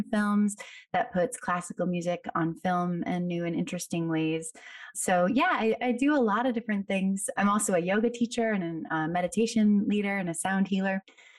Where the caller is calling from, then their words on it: New York City, New York, United States; I'm calling in from Brooklyn today.